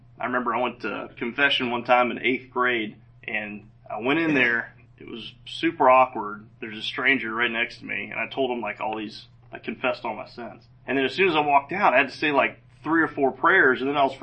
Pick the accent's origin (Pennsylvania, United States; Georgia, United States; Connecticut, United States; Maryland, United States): Georgia, United States; Roswell; also born or lived in Gainesville, Georgia; we moved down to Roswell and lived there pretty much my whole, I guess, young adult or adolescent youth part of my life